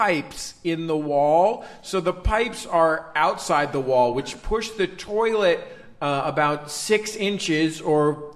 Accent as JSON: {"language": "English", "town": "Los Angeles", "region": "California", "country": "United States", "said": "We're from Los Angeles, where historical markers primarily mark things that happened in the late 70s and early 80s"}